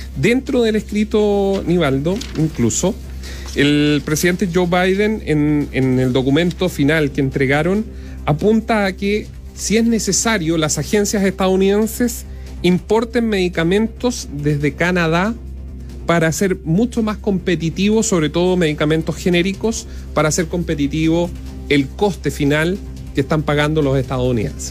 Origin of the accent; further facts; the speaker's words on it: Los Ángeles, Biobío, Chile; yo soy de Los Ángeles y en Los Ángeles teníamos nuestros propios supermercados